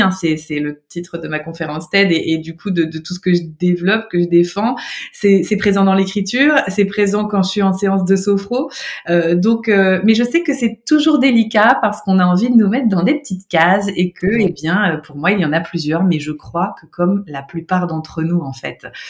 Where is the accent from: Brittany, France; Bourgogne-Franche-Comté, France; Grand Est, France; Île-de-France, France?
Grand Est, France; Nancy; moved away; j'étais à Nancy, hein. moi, je suis de Nancy, de, Lorraine.